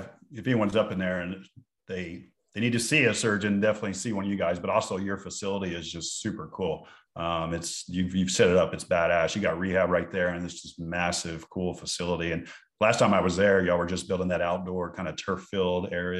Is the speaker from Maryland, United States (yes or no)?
no; West Texas, United States; moved away; I grew up in West Texas in the Podunks